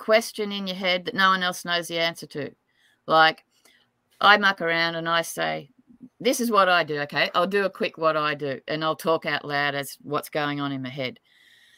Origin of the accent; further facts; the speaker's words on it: Tamworth, New South Wales, Australia; I was born in Tamworth